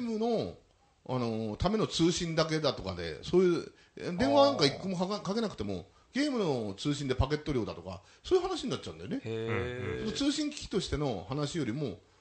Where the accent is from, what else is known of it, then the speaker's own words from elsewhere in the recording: Urayasu, Chiba, Japan; ここが私のふるさと